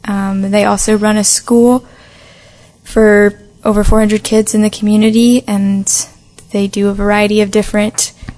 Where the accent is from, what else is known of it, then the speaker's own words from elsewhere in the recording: Tallahassee, Florida, United States; I'm from Tallahassee.